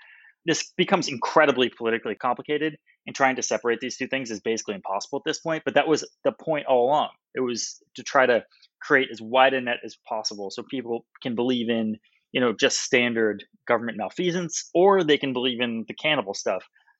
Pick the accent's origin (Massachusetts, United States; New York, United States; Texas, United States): Massachusetts, United States; Salem; I'm from Salem, Massachusetts. I grew up reading every single witch-based story in America.